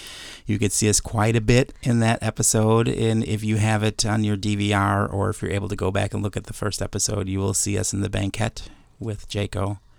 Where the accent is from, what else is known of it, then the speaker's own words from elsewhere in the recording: Chicago, Illinois, United States; growing up in Chicago and both of us being from the Midwest